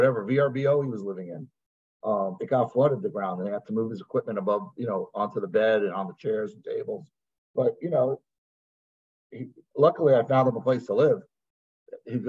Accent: Florida, United States; also born or lived in New York; I moved to Florida when I was 7

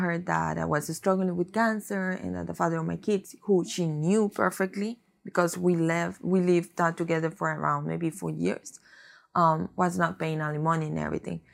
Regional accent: Costa Rica; moved away; I am from Costa Rica mm-hmm. originally, and I came in here about maybe ten years ago

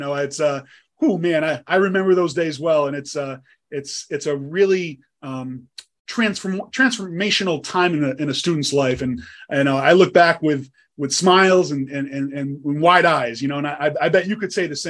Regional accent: Niskayuna, New York, United States; I grew up in Niskayuna myself and went to Siena.

